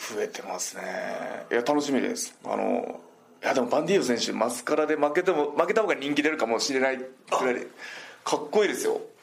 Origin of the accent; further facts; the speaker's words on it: Shikoku, Japan; moved away; 地元四国で。